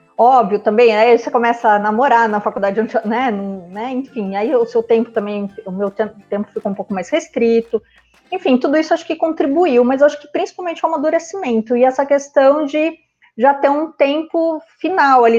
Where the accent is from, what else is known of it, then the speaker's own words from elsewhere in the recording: Sorocaba, São Paulo, Brazil; moved away as an adult; also born or lived in Ribeirão Preto; Sorocaba, que é a minha cidade natal